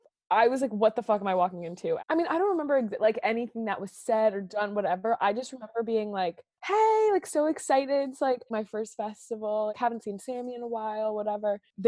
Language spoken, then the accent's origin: English; New York City, New York, United States; moved away as an adult; now in Boston, United States; I grew up in New York City.